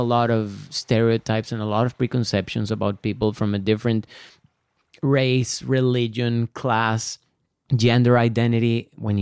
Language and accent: English; San José, Costa Rica; Born and raised in San Jose.